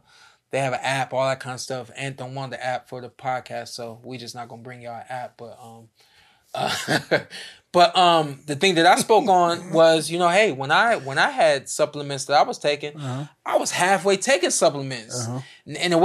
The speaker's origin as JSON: {"language": "English", "region": "New York", "country": "United States", "said": "New York. New York."}